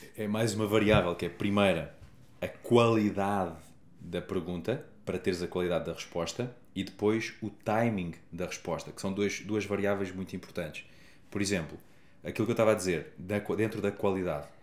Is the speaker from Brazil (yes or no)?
no; Portugal; Eu sou da Lausanne, a melhor vila do mundo